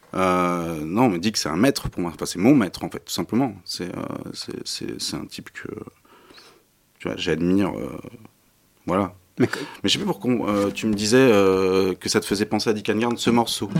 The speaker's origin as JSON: {"language": "French", "town": "Issy-les-Moulineaux", "region": "Île-de-France", "country": "France", "tie": "born or raised there", "said": "je suis un espagnol d'ici des Moulineaux"}